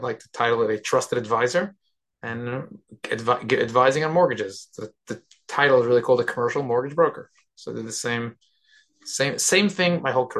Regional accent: New York City, New York, United States; I was born and bred in Brooklyn, New York.

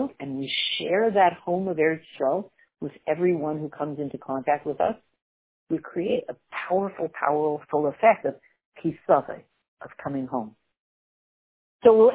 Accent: Canada; Growing up in Canada, which is not a very Jewish country

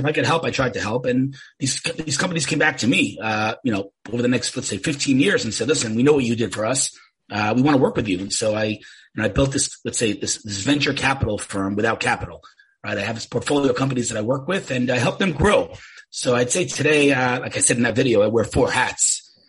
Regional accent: New York, United States; now in Israel; I'm from New York originally, moved to Israel 30 years ago, found myself working in the tech industry here in Israel

